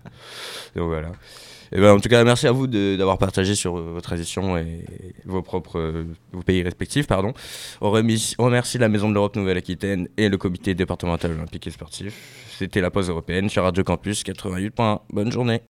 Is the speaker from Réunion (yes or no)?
yes; Réunion; je suis français, mais je viens aussi de l'île de la Réunion